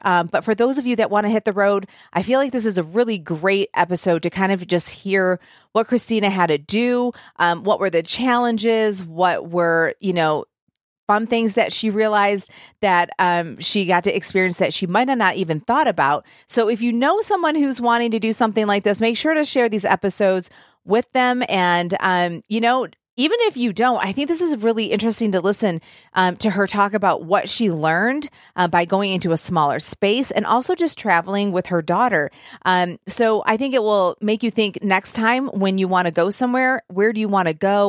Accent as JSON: {"language": "English", "region": "Michigan", "country": "United States", "moved": "yes", "lives_now": "Nashville, United States", "said": "I am from Michigan"}